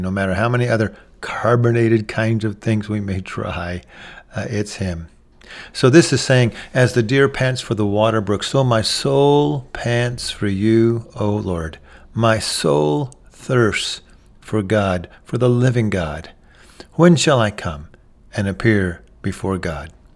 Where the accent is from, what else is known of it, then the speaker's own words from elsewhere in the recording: Texas, United States; I'm from Texas